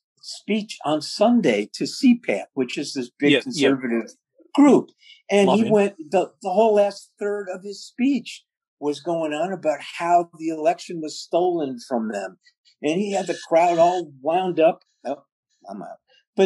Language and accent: English; England, United Kingdom; The odd thing is, I'm English as far as you can go. I'm English.